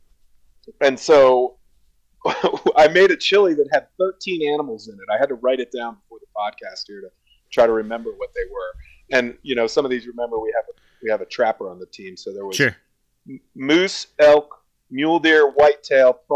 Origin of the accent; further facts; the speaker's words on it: Columbus, Ohio, United States; moved away as an adult; now in Jackson Hole, United States; I grew up in Columbus, Ohio, which is one of the chili capitals of the United States